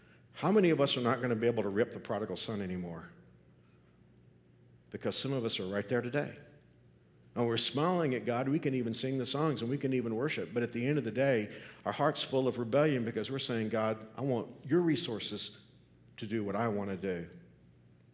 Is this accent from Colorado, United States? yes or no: no; Texas, United States; moved away as an adult; now in Kansas, United States; When I was a kid growing up in Texas, my grandfather had a farm in South Texas.